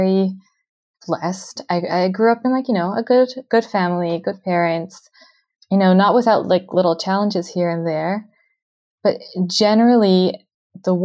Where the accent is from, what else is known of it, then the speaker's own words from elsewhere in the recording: Canada; moved away as an adult; now in Beersheba, Israel; I'm originally from Canada, but I moved to Israel with my husband and then one child about 8 years ago. We live in Be'er Sheva now